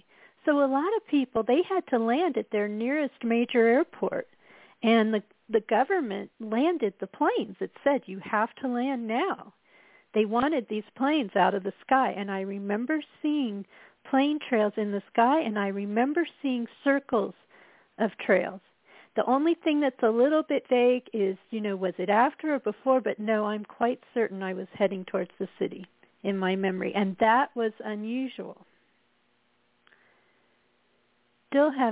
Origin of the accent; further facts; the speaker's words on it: Colorado, United States; moved away; also born or lived in Midwest; I was from Colorado